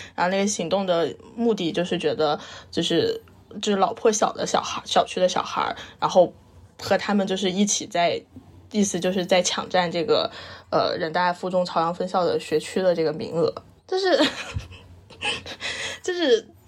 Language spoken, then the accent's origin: Chinese; Liupanshui, Guizhou, China; moved away as an adult; also born or lived in Beijing; 我老家是贵州六盘水